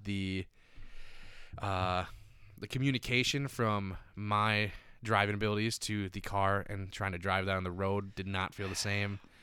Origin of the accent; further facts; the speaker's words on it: Stillwater, Minnesota, United States; moved away; also born or lived in Santa Monica / Venice / Manhattan Beach; I'm from Stillwater, a very tourist-driven, like, experience kind